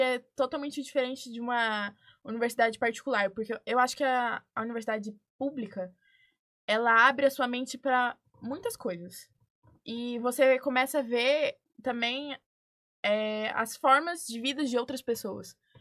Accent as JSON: {"language": "Portuguese", "town": "Dourados", "region": "Mato Grosso do Sul", "country": "Brazil", "moved": "as an adult", "said": "Eu vim de Dourados, Mato Grosso do Sul"}